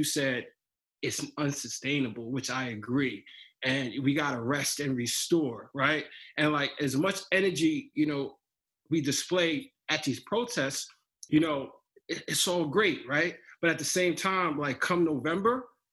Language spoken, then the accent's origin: English; New Jersey, United States; I'm from Jersey.